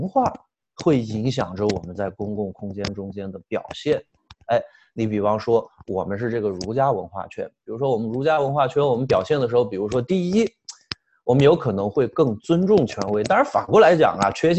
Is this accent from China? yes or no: yes; China; 我们中国人经常心里还想，我是不是这个英语不好啊？